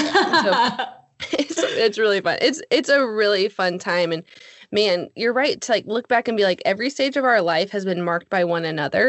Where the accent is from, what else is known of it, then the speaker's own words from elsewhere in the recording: Alaska, United States; moved away as an adult; now in Texas, United States; Jesse and I grew up in Alaska and then we moved to Texas about 8 years ago